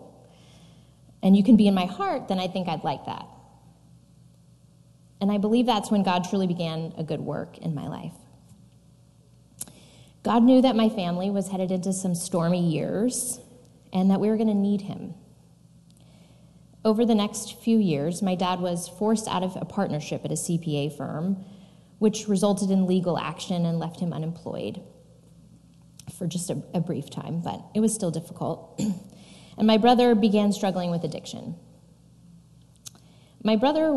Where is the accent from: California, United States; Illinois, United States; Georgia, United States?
California, United States; Fresno; I was born and raised in Fresno, California